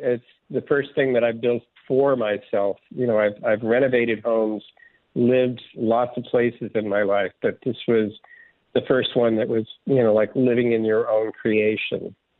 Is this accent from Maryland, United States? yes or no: no; Southern California, United States; also born or lived in Midwest; I was born in the Midwest, but essentially grew up in Southern California